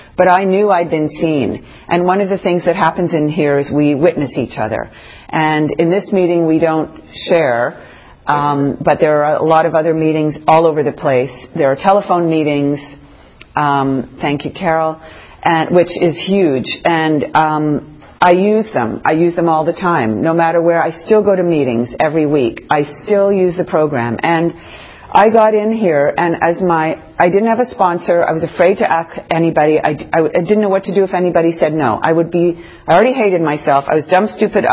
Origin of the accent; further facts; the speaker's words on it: near Sherbrooke, Quebec, Canada; moved away; also born or lived in New York; Sherbrooke, which is a little town near where I grew up in Quebec.